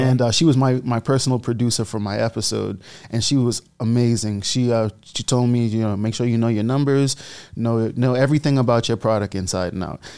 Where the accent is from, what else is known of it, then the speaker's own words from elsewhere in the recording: Bahamas; moved away; I was born and raised in the Bahamas, which my country loved.